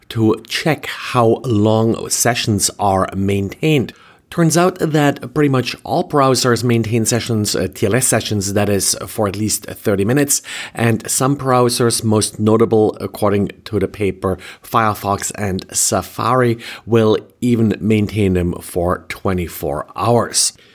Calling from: Jacksonville, Florida, United States; I am recording from Jacksonville, Florida.

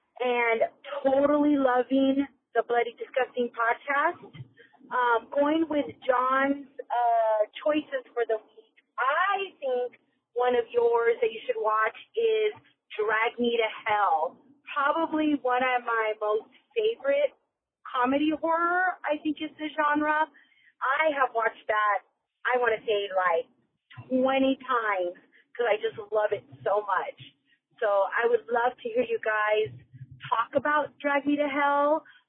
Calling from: Phoenix, Arizona, United States; I'm calling from Phoenix, Arizona.

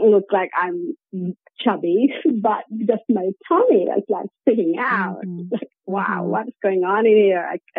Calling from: Norway; I am currently calling from Europe in Norway.

